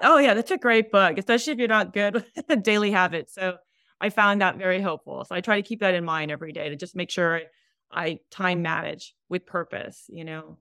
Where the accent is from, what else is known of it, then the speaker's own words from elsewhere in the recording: Hawaii, United States; moved away as an adult; now in California, United States; we're in Hawaii, we're from Hawaii